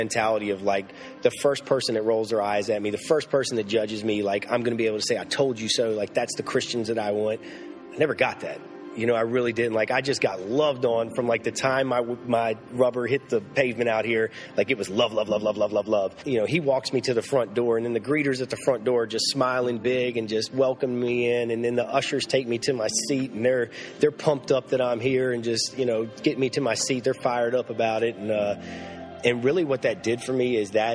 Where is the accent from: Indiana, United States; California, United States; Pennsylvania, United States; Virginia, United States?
Virginia, United States; Lynchburg; I was born and raised here in Lynchburg, Virginia